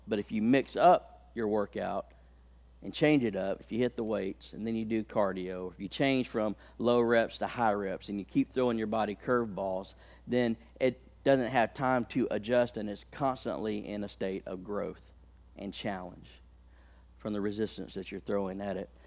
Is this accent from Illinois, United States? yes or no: no; Haleyville, Alabama, United States; I come from a town in Alabama. I was born in Haleyville, Alabama.